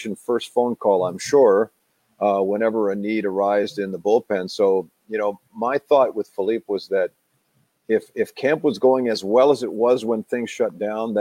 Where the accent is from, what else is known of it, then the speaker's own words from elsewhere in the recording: Oakville, Ontario, Canada; my hometown of Oakville, Ontario